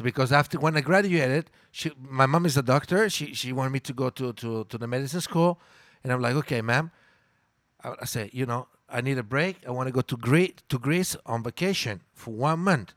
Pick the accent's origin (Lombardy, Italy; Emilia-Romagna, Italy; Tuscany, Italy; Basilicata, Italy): Lombardy, Italy; Milan; first language Italian; English is a second language; moved away as an adult; also born or lived in Mexico City, Mexico / Playa del Carmen, Mexico; I'm from Milan, Italy